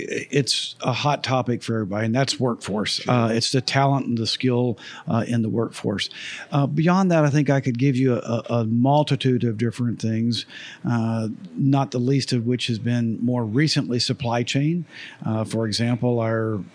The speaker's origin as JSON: {"language": "English", "town": "Jacksonville", "region": "Florida", "country": "United States", "tie": "born or raised there", "said": "I was born and raised in Jacksonville"}